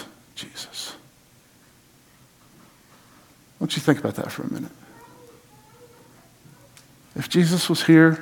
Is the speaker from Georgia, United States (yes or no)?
yes; Blairsville, Georgia, United States; I'm from Blairsville, Georgia